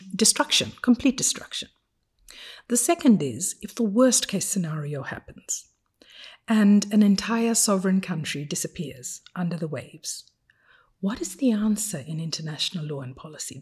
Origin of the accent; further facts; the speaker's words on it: Fiji; English is a second language; moved away as an adult; now in Geneva, Switzerland; from the age of five, when I first learned to read, and English was not my first language, as you can imagine, my father used to take us to the Silver City Library every Saturday morning